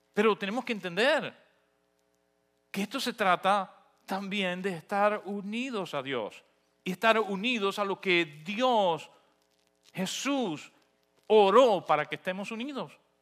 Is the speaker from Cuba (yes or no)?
yes; Cuba; moved away; No porque dejé de ser cubano, no porque renuncié a mi identidad